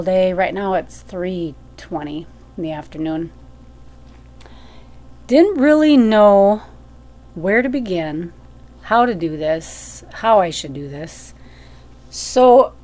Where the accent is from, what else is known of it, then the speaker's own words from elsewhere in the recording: Minnesota, United States; moved away; also born or lived in Fargo, North Dakota; I'm from Minnesota.